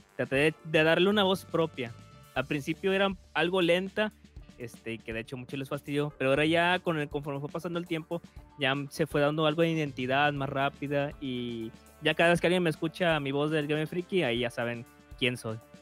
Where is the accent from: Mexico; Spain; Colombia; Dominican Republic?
Mexico; northern Mexico; accent: norteño; soy del norte de México. Al norte de México hablamos más golpeado.